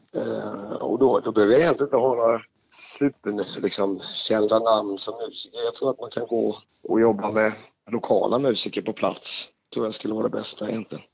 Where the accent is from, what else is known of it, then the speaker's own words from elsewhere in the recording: Småland, Sweden; jag är ju född i Småland